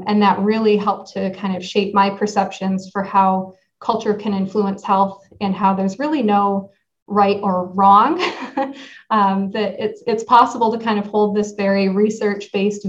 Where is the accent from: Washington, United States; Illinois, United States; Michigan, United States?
Michigan, United States; Northport; moved away as an adult; also born or lived in Ann Arbor, Michigan; now in Vermont, United States; So I grew up kind of surrounded by water. It's a really small town called Northport